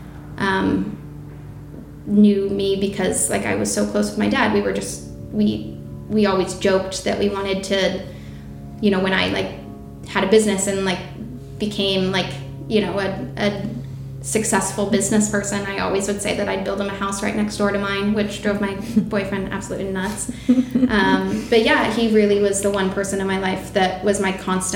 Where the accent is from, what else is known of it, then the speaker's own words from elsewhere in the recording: San Diego, California, United States; I'm from San Diego originally